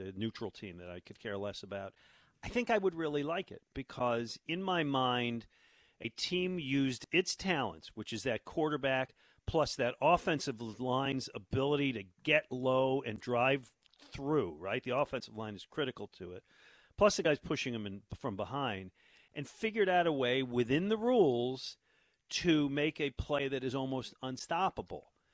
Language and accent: English; Buffalo, New York, United States; back when I was growing up in Buffalo, New York